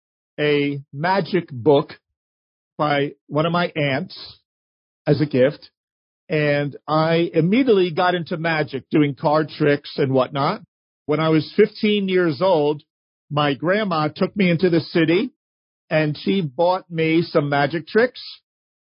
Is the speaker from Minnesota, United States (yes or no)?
no; New York, United States; as a kid growing up in New York